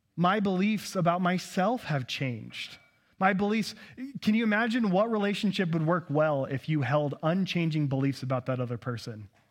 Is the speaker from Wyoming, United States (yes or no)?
no; Nampa, Idaho, United States; also born or lived in Kansas City; born and raised in Nampa, Idaho